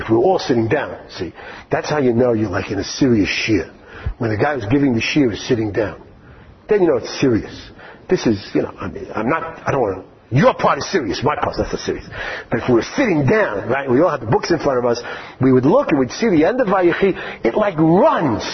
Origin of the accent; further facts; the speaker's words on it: New York City, New York, United States; now in Israel; I grew up in Far Rockaway